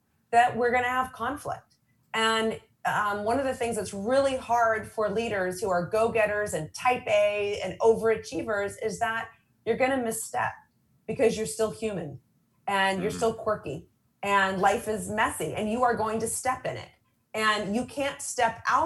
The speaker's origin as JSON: {"language": "English", "town": "San Diego", "region": "California", "country": "United States", "said": "I'm from San Diego"}